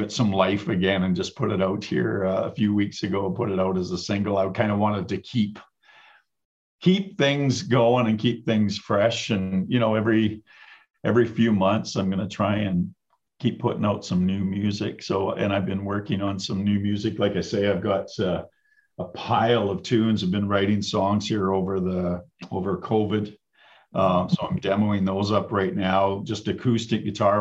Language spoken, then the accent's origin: English; Hines Creek, Alberta, Canada; also born or lived in Fairview, Alberta; now in Red Deer, Canada; I was born up in Fairview, Alberta, raised in the Peace Country. A little town called Hinds Creek is where I grew up and went to school